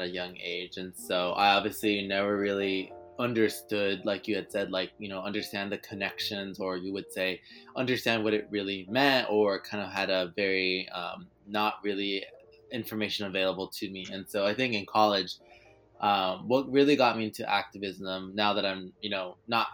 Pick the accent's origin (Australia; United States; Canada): United States; Los Angeles, California; also born or lived in New York City; I actually grew up in North Hollywood